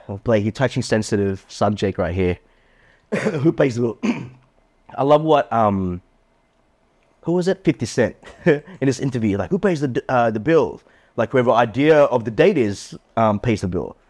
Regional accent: Australia; I grew up and raised in Australia

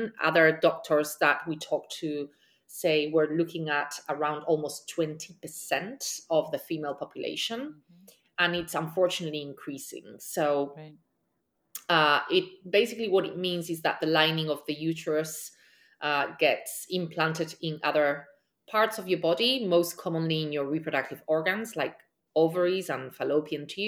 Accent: Spain; now in New York City, United States; I am from Spain and I currently live in New York City.

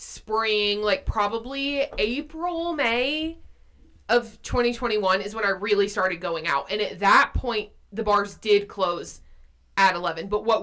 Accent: Blairsville, Georgia, United States; born or raised there; moved away as an adult; now in Athens, United States

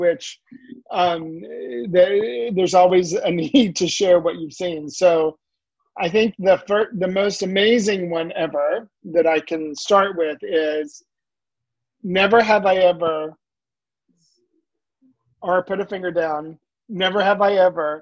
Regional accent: the South, United States; accent: Southern drawl; moved away; I'm originally from the South

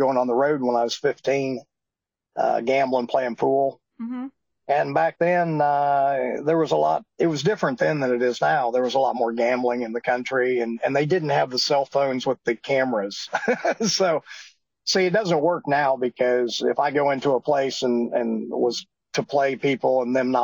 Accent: northern Missouri, United States; moved away; also born or lived in Dallas, Texas / Iowa; I'm originally from Missouri, though, a town of 629 people in northern Missouri

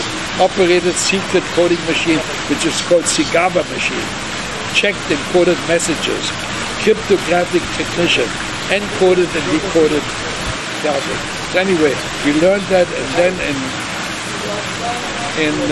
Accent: Berlin, Germany; English is a second language; also born or lived in Havana, Cuba / New York; now in United States; I was born in Berlin. So we spoke German

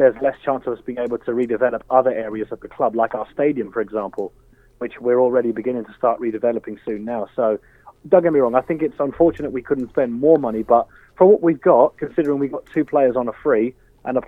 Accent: England, United Kingdom; now in Ireland; being English

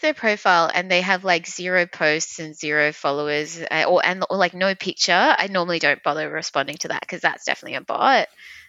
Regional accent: Australia; And I grew up in Australia.

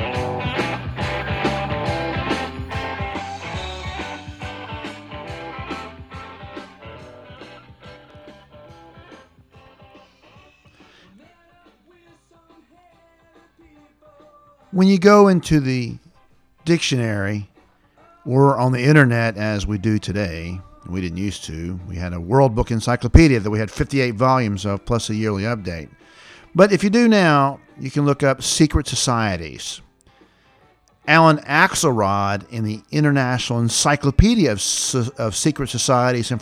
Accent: the South, United States; growing up in the South in the 60s, 70s, and 80s

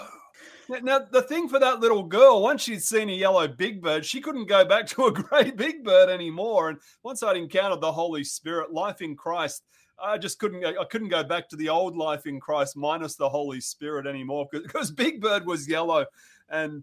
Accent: country Victoria, Australia; I grew up in Australia on the very southern tip of the Australian mainland

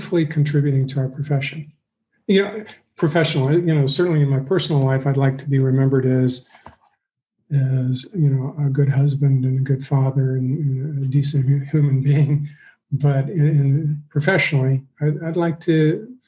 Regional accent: Flagstaff, Arizona, United States; I grew up in Northern Arizona

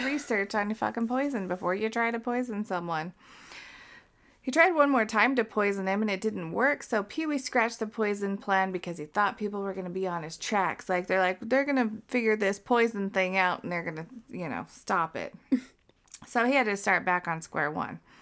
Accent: Utah, United States; we are not Mormons. We are from Utah.

